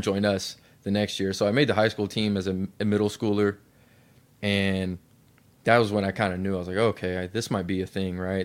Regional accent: Lexington, Kentucky, United States; I grew up in Lexington, Kentucky

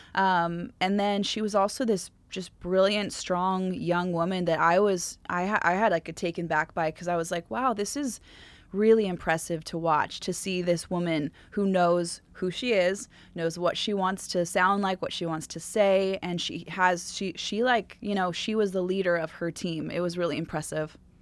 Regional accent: Southern California, United States; I was from Ca, Southern California

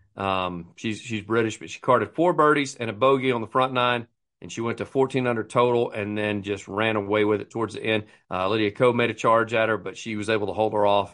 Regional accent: United States; being American

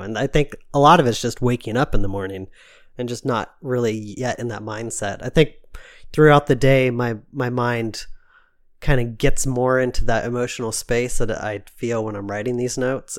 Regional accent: United States; my mom's side of the family came from Switzerland. So, like, I have, like, this, like, deep Swiss roots. Even though I'm American

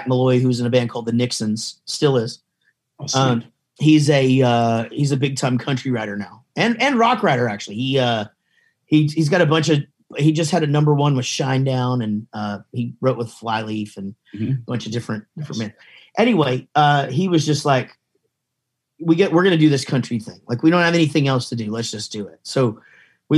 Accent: Wichita Falls, Texas, United States; I'm from Wichita Falls, Texas

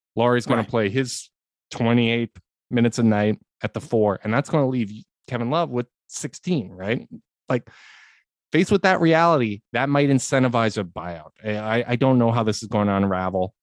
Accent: Canada; a Canadian

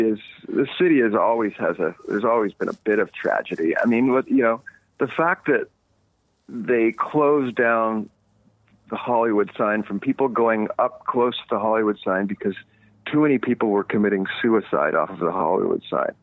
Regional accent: Montreal, Quebec, Canada; moved away as an adult; now in Los Angeles, United States; growing up in Eastern Canada, I grew up camping

